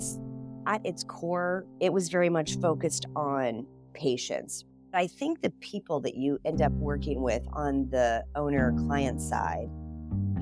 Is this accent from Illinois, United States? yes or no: no; Columbus, Ohio, United States; Growing up in Columbus, Ohio, there were four or five pretty large design firms.